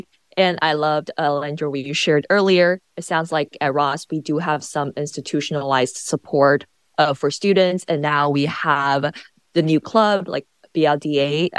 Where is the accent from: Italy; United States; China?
China; moved away; I'm from China